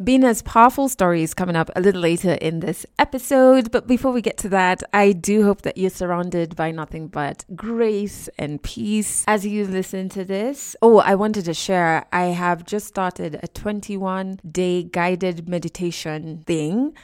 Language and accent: English; Kenya; we're both Kenyan who live in Kenya